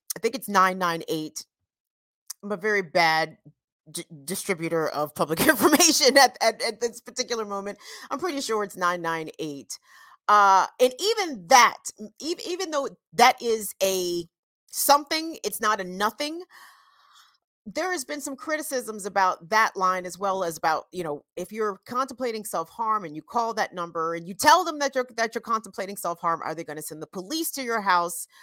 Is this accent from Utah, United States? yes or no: no; Howard County, Maryland, United States; I'm from a place called Howard County, Maryland